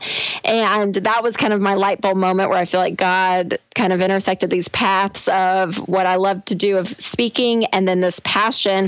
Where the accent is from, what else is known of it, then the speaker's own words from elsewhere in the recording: Nashville, Tennessee, United States; I am from Nashville and living in Nashville